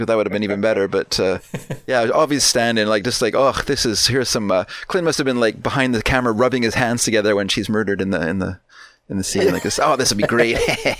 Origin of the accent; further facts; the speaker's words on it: Vancouver, British Columbia, Canada; I grew up in Vancouver, but living here now, I'm actually afraid of Vancouver